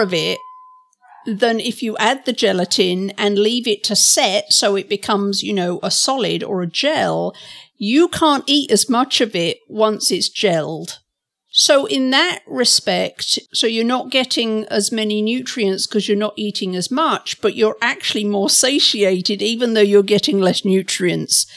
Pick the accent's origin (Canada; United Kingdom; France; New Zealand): United Kingdom; England; I'm from England